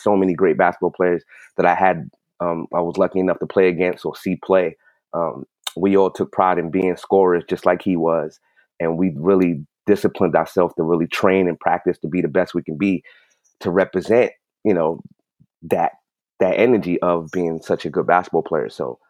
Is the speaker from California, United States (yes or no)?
no; New York City, New York, United States; growing up in New York City, you know, basketball was life.